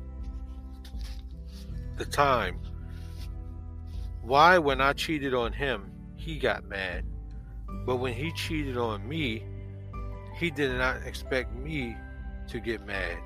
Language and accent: English; Jersey City, New Jersey, United States; I'm from Jersey City, New Jersey, originally